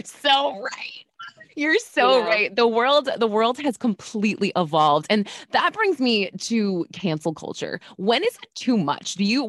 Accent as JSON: {"language": "English", "region": "New York", "country": "United States", "said": "I am in Manhattan. I love LA, but I'm a New York girl."}